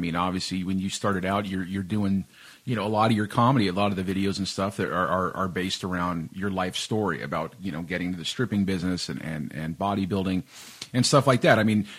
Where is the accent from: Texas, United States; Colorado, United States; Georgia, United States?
Texas, United States; moved away as an adult; now in Canada; I come from Texas, right? So it's a little bit more hard-nosed justice over there